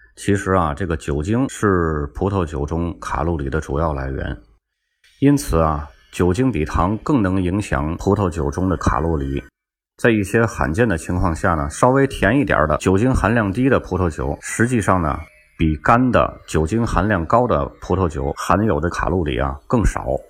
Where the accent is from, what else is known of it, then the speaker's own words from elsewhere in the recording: Tianjin, China; 我是天津人